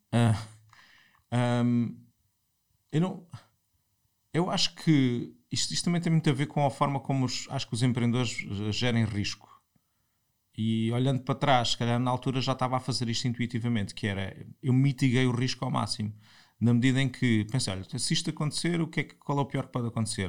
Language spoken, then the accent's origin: Portuguese; Portimão, Algarve, Portugal; moved away as an adult; also born or lived in Lisbon; sou de Portimão, estudei em Portimão, no, fiz o liceu em Portimão e em 98 venho para Lisboa